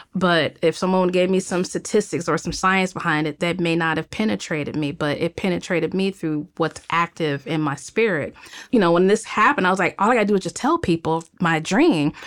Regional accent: Cleveland, Ohio, United States; moved away as an adult; also born or lived in Greensboro, Alabama / Miami, Florida; now in Los Angeles, United States; I'm growing up in Cleveland, Ohio, and, um, I left, uh, probably in two thousand three

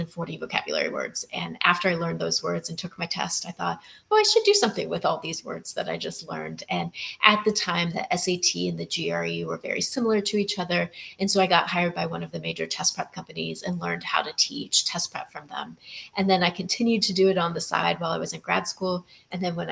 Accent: Texas, United States; moved away as an adult; now in Maui, United States; I am from Texas.

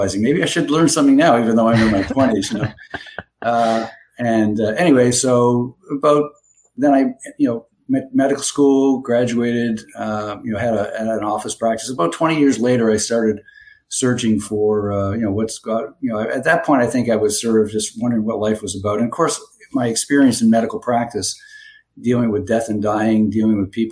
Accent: Toronto, Ontario, Canada; moved away as an adult; also born or lived in Florida; now in Bradenton, United States; I'm originally from Toronto, Canada. I grew up there and was trained there

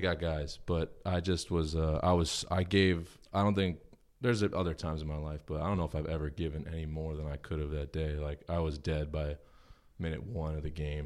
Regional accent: Huntington Station, New York, United States; I was born in Long Island

